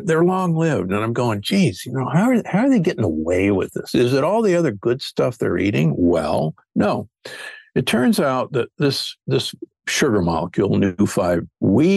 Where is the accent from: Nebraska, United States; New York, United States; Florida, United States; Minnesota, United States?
Nebraska, United States; Omaha; I grew up in Omaha, Nebraska, the beef state